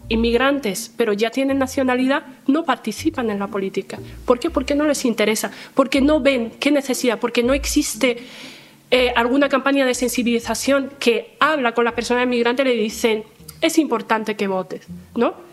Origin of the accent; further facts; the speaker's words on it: Andalusia, Spain; yo creo que soy tan andaluza como, ellas y tengo el derecho eh, a también a cambiar las cosas y, y, hacer el cambio en mi, en mi tierra, que es Andalucía.